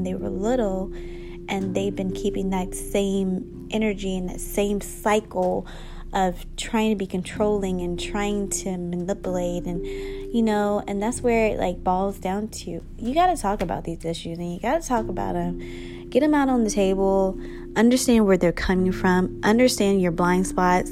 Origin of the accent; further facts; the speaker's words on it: United States; I'm African American